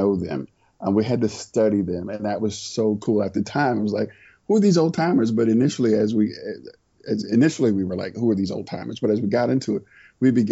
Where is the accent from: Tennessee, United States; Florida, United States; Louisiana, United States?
Florida, United States; St. Petersburg; now in Atlanta, United States; I grew up in Florida, St. Petersburg, Florida